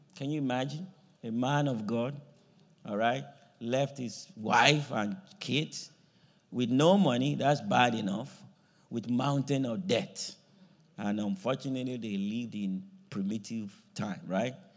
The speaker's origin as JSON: {"language": "English", "country": "Nigeria", "tie": "born or raised there", "moved": "yes", "said": "I grew up in a farming area, you know, the part of the country I grew up from in Nigeria was farming area"}